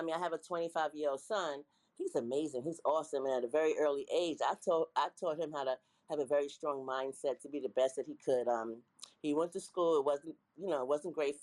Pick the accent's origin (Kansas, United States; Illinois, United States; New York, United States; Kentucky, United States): New York, United States; New York City; I'm from New York City